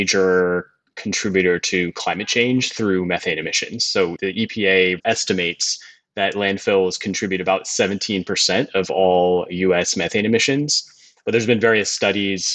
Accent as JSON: {"language": "English", "town": "San Francisco", "region": "California", "country": "United States", "tie": "born or raised there", "said": "I grew up in San Francisco and the North Bay"}